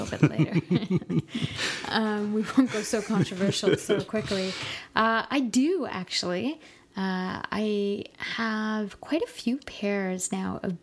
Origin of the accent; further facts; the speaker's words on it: Montreal, Quebec, Canada; now in Toronto, Canada; I grew up in Montreal